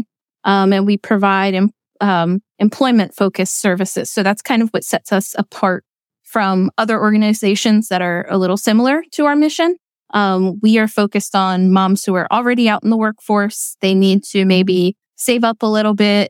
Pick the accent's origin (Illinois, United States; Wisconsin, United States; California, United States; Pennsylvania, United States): Pennsylvania, United States; Berks County; I am from Berks County.